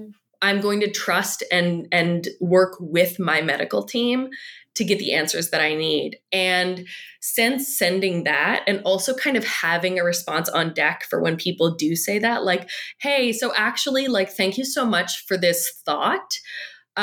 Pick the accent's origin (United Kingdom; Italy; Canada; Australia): Canada; I'm Canadian.